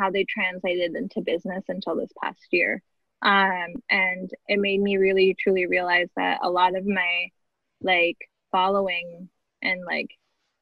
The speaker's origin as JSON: {"language": "English", "town": "Detroit", "region": "Michigan", "country": "United States", "tie": "born or raised there", "said": "I grew up in Detroit"}